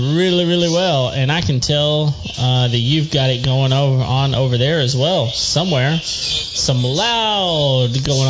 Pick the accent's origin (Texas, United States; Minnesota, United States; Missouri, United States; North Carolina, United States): Texas, United States; West; now in Houston, United States; Because I grew up in West Texas, and in West Texas, rain is sacred.